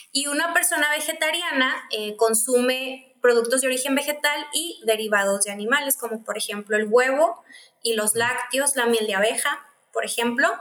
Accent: Mexicali, Baja California, Mexico; Soy de Mexicali, estoy acá en Baja California

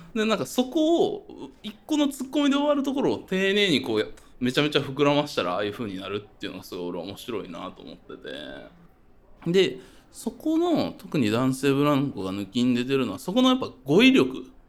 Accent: northern Kyoto Prefecture, Japan; 僕、京都の北部出身

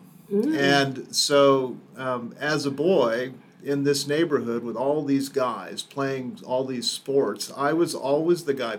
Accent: Overland Park, Kansas, United States; I grew up in Kansas. I grew up in Overland Park

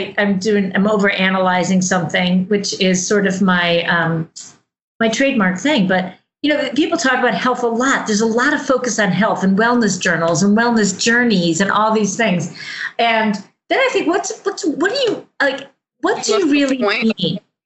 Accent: United States; I grew up in Amish country

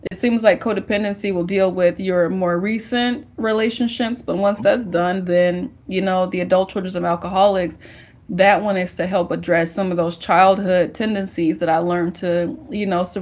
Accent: St. Louis, Missouri, United States; now in Houston, United States; I'm from St. Louis? I'm from St. Louis.

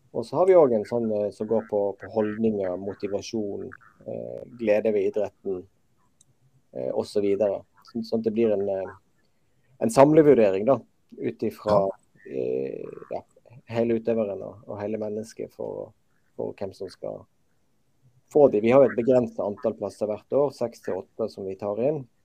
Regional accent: Western Norway, Norway; jeg er jo uh, født og oppvokst på Vestlandet.

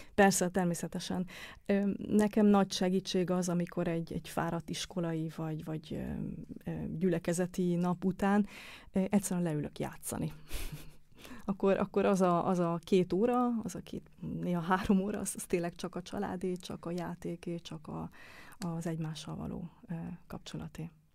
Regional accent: Hungary; accent: Hungarian; moved away as an adult; also born or lived in Germany; now in Vienna, Austria; kérdezték, hogy honnan jövök. És mondtam, hogy Magyarországról

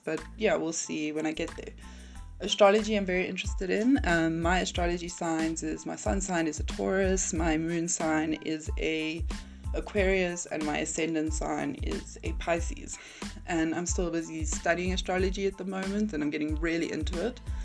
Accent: South Africa; I'm from South Africa.

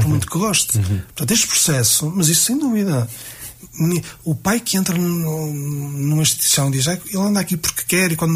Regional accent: Vila Nova de Famalicão, Norte, Portugal; somos de Famalicão

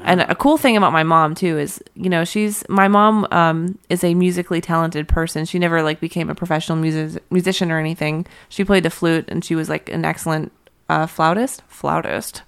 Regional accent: Pittsburgh, Pennsylvania, United States; moved away; I'm from Pittsburgh

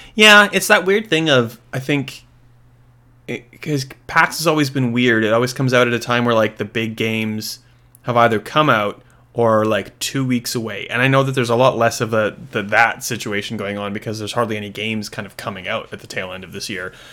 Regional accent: Australia; as an Australian

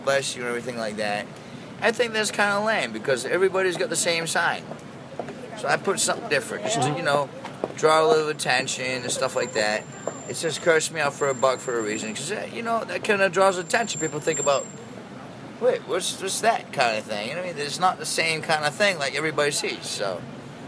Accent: Maine, United States; also born or lived in Colorado; now in New York City, United States; I'm from the country originally. I'm from Maine originally

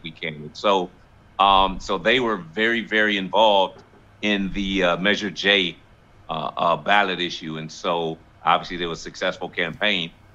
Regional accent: Los Angeles, California, United States; me being born and raised in South Central Los Angeles

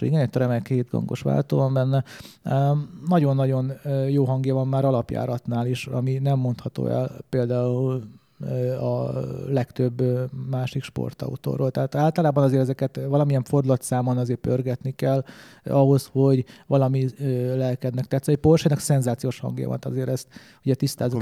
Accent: Hungary; én magyar vagyok

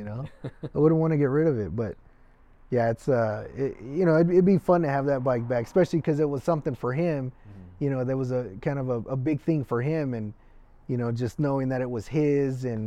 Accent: Littlerock, California, United States; also born or lived in Mission Hills, California; we mostly grew up in the Antelope Valley in Little Rock

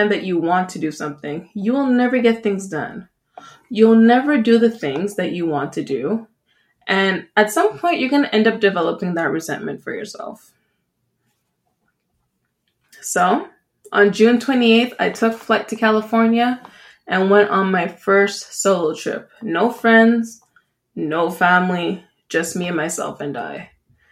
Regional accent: Jamaica; now in Canada; I'm Jamaican

